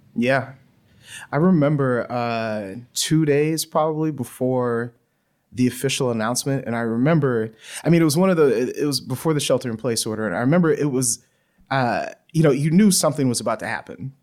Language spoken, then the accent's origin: English; Louisiana, United States; moved away; I grew up in Louisiana